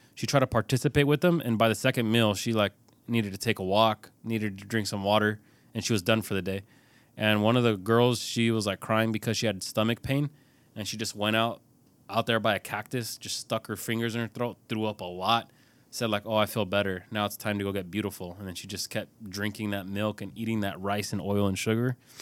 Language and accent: English; California, United States; I'm from California